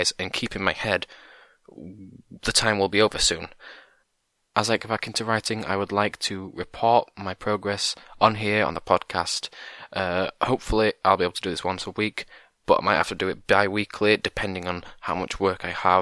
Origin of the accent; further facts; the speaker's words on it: England, United Kingdom; I'm from England